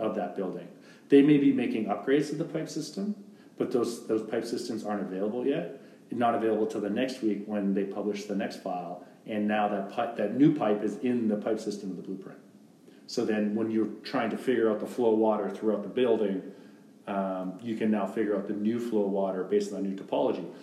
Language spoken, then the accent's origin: English; Canada; moved away as an adult; now in Texas, United States; being a Canadian living in the states lawfully